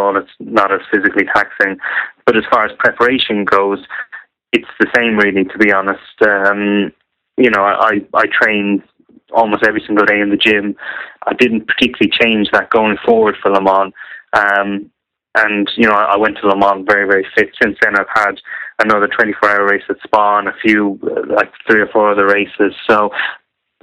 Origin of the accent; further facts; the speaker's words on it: Ireland; now in Northamptonshire, United Kingdom; I'm Irish, but I reside in Northamptonshire